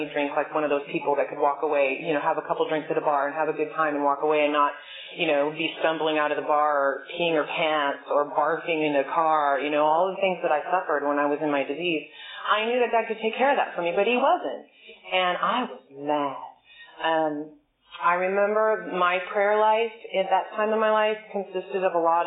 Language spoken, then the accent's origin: English; Bay Area, California, United States; I'm from the Bay Area